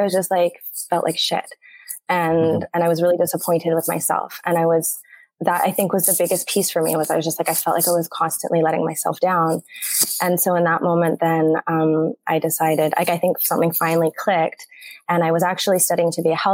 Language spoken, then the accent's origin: English; Canada; moved away as an adult; now in Mexico; I am a Canadian. I live in Mexico. I've been living here for 8 years